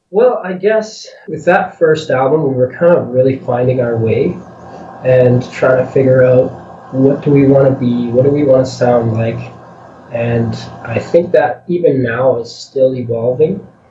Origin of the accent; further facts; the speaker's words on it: a little town west of Edmonton, Alberta, Canada; we live west of Edmonton, but we work in the city often